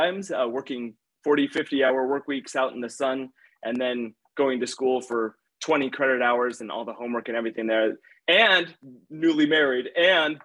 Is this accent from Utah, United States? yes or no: yes; Utah, United States; how do I get back to Utah